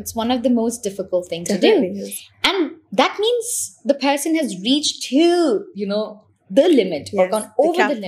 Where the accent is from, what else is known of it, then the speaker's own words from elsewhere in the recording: India; I come from India